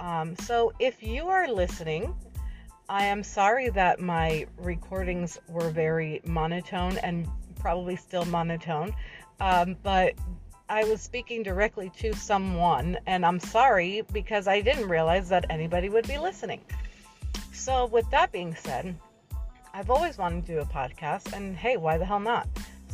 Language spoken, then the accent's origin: English; New Jersey, United States; born there; now in Florida, United States; I live in Florida. I was born in New Jersey. I am from both places, I say equally, because I've been in both places equal amount of time.